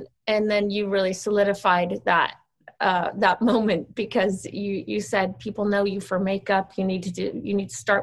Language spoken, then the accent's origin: English; Sweden; moved away; I grew up in Sweden because my dad is Swedish. So when I was 10, we moved to Sweden